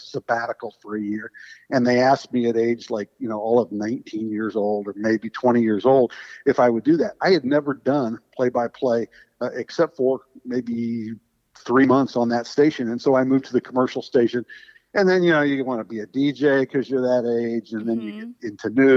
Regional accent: Indianapolis, Indiana, United States; moved away as an adult; also born or lived in Michigan; now in Sarasota, United States; I grew up in Indianapolis

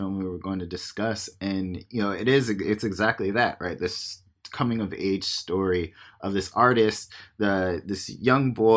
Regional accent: Virginia Beach, Virginia, United States; moved away; I'm from Virginia Beach, Virginia.

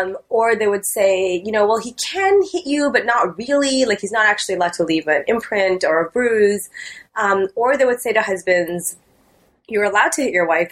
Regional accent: Canada; I grew up in Canada as a South Asian Muslim Canadian, and I sort of like grew up balancing these multiple identities

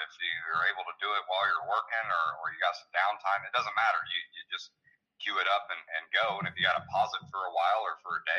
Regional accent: Illinois, United States; It's just starting out in my home state of Illinois.

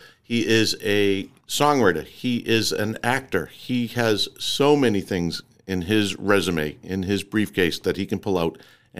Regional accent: Malden, Massachusetts, United States; I grew up in Malden.

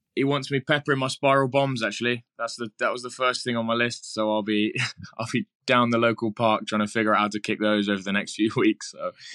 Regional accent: England, United Kingdom; we're very English

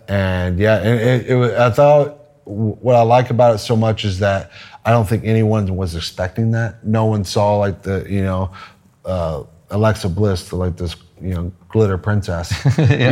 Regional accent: Texas, United States; I'm from Texas

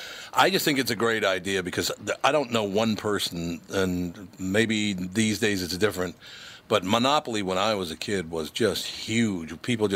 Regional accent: Minnesota, United States; I was born in Minnesota, raised in Minnesota.

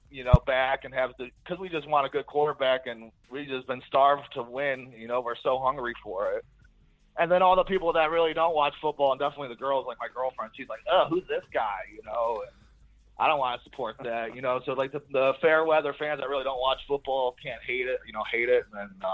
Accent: Cleveland, Ohio, United States; I'm from Cleveland

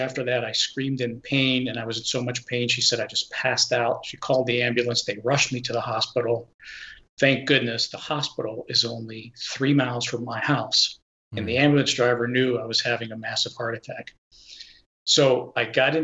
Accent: Pittsburgh, Pennsylvania, United States; moved away; I'm originally from the Pittsburgh area

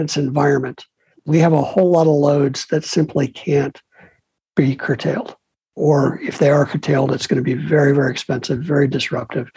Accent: Chicago, Illinois, United States; also born or lived in New York; now in California, United States; I'm a kid from Chicago who lived in New York forever

